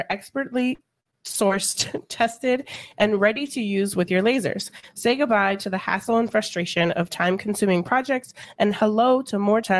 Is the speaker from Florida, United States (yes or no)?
no; Colorado, United States; moved away; So I'm from Colorado, and there's a lot of snow in Colorado